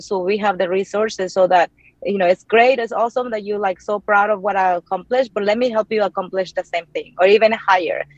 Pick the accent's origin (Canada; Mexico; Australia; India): Mexico; English is a second language; moved away as an adult; now in Austin, United States; growing up in the place that I grew up in Mexico